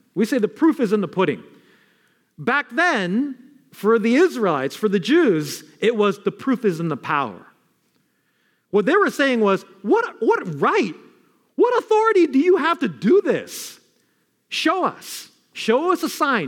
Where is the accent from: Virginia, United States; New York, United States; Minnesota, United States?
New York, United States; New York City; Not Queens where I'm from